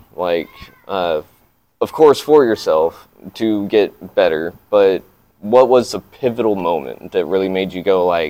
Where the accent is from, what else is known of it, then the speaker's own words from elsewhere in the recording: Amarillo, Texas, United States; moved away; I'm from Amarillo, so it's... a dry heat, but yeah. It's also windy.